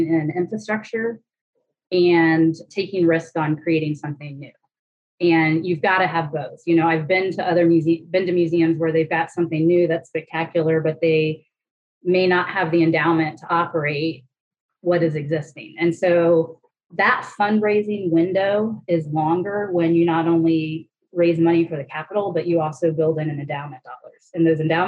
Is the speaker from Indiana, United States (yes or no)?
yes; Indianapolis, Indiana, United States; I grew up out by Eagle Creek